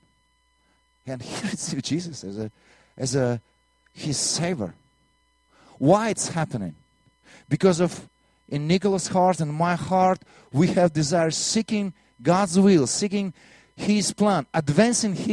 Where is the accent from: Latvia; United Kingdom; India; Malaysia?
Latvia; accent: Russian; English is a second language; moved away; also born or lived in Soviet Union; I'm from Latvia